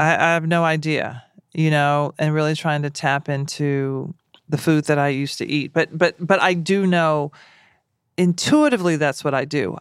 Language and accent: English; Nashville, Tennessee, United States; I'm black and I'm from Nashville.